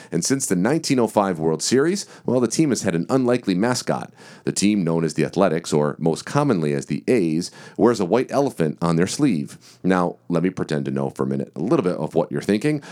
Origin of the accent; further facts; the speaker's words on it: Detroit, Michigan, United States; my hometown team of the Detroit Tigers